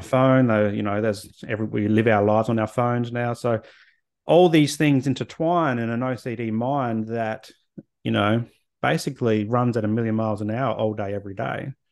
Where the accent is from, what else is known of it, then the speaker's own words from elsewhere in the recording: Adelaide, South Australia, Australia; moved away as an adult; also born or lived in Canberra / Hobart / Brisbane; now in Sunshine Coast, Australia; grew up in Adelaide and left there after university, moved to Canberra, moved to Hobart, moved to Brizzy, and then the Sunny Coast